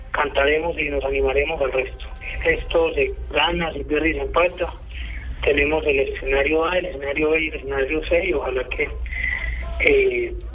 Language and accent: Spanish; Colombia; seguir viviendo y conviviendo como colombianos